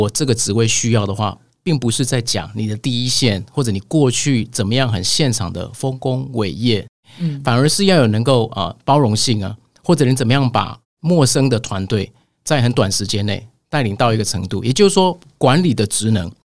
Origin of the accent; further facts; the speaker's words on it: Taiwan; 那在大陆是只有我一个台湾人，嗯，我带了三十多位，一定要先入境随俗